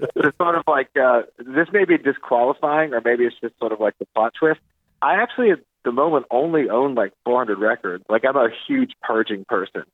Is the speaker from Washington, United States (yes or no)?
no; Chapel Hill, North Carolina, United States; I grew up in Chapel Hill, North Carolina